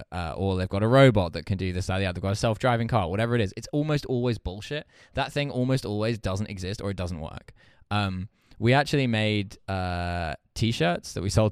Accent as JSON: {"language": "English", "region": "East of England", "country": "United Kingdom", "tie": "born or raised there", "said": "I am not posh at all. I come from quite a normal family. I grew up in Essex."}